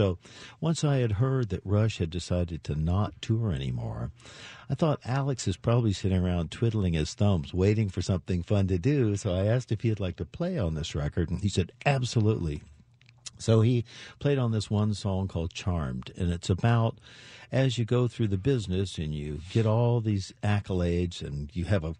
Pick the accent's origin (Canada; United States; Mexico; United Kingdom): Canada; So being Canadian, as most Canadians are, very humble